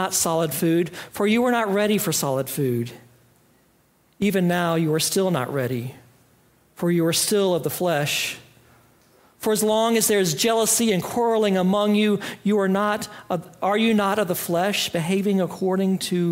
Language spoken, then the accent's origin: English; Greenville, United States; I grew up in Greenville, and my family attended Fourth Presbyterian Church in Greenville at the edge of downtown since before I was born